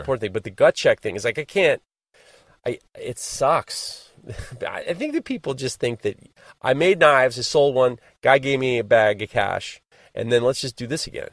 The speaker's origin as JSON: {"language": "English", "region": "New York", "country": "United States", "tie": "born or raised there", "said": "I am a born and bred New Yorker"}